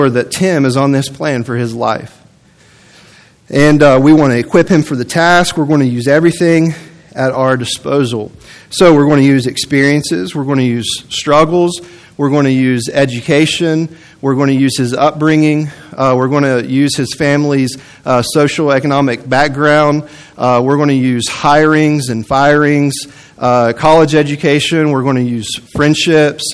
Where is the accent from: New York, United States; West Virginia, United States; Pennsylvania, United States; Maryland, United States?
West Virginia, United States; growing up in the mountains of West Virginia